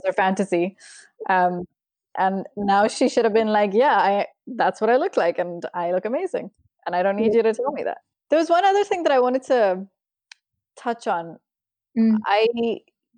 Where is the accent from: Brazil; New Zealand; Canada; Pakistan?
Pakistan; moved away as an adult; now in England, United Kingdom; I moved to England when I was 18. So I was already, you know, I'm born and brought up in Pakistan. I had the accent.